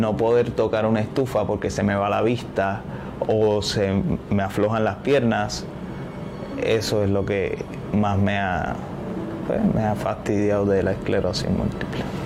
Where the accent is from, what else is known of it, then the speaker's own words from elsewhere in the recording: Cataño, Puerto Rico; soy de Cataño